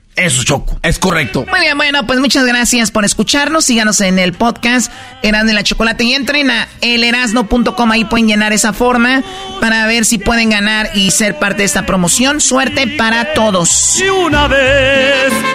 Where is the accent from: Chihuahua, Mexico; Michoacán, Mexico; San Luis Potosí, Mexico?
Michoacán, Mexico; Jiquilpan; yo soy de Jiquilpan, Michoacán